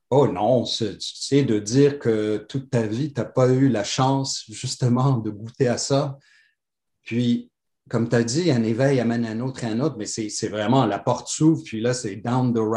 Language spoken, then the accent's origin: French; Algiers, Algiers Province, Algeria; born there; je suis né à Alger, parce que c'est juste un addon, parce que mon père a été ouvrir des succursales de chaussures là-bas.